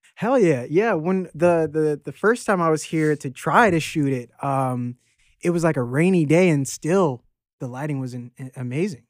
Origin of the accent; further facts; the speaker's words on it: Arlington, Virginia, United States; moved away as an adult; also born or lived in Norfolk, Virginia / Laurel, Maryland; I'm from all over Virginia. I went to high school in, in Arlington, Virginia, and, um, I was born in Norfolk